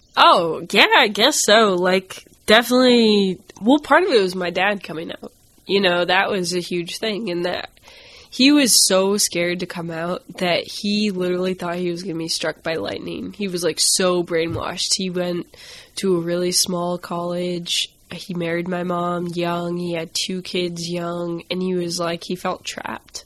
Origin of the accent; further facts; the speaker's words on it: Augusta, Maine, United States; I grew up in Augusta, Maine